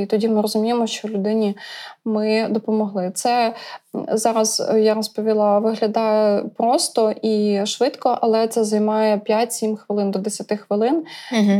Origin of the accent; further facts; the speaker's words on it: Brody, Lviv Oblast, Ukraine; moved away as an adult; now in Kyiv, Ukraine; я народилася у Львівській області, місто Броди. Навчалася у Львівському державному університеті безпеки життєдіяльності